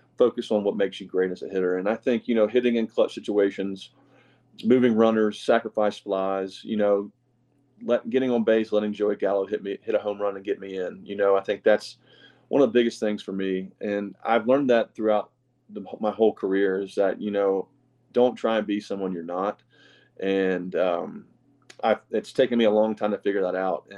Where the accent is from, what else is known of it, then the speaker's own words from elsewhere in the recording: the South, United States; we're two guys from the South who love to go fishing